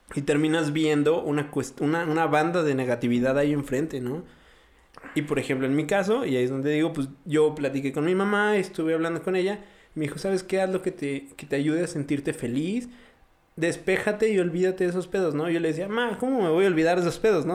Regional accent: Mexico

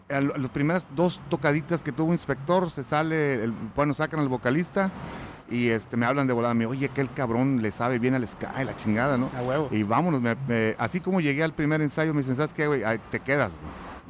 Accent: Mexico; nuestro estilo los mexicanos.

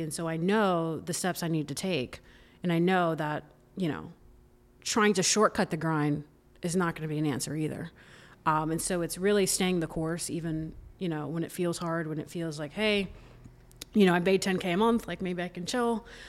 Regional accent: Orlando, Florida, United States; So I'm from Orlando, grew up there, went there

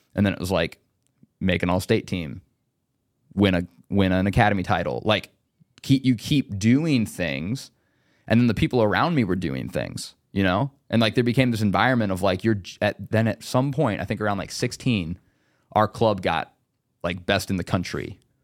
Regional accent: Indiana, United States; I was from Indiana

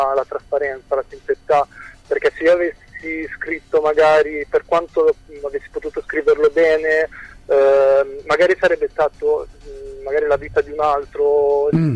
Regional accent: Cesena, Emilia-Romagna, Italy; io vengo da Cesena

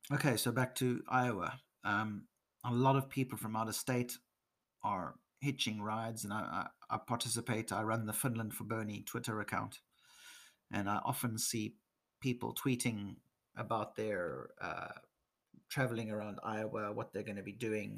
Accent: South Africa; moved away as an adult; also born or lived in England; now in Nordics; I'm half British. My mother's from England. I'm born in South Africa and lived here in the Nordics for the last 13 years

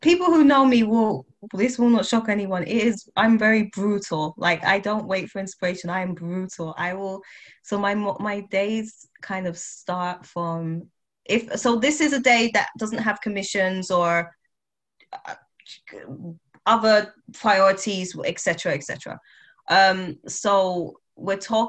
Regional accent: United Kingdom; I am Black British, West Indian.

